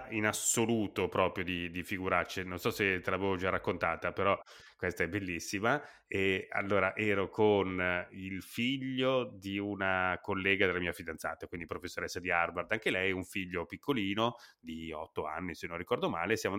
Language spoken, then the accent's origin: Italian; Italy; accent: Italian; È che si sentiva tantissimo il mio accento italiano.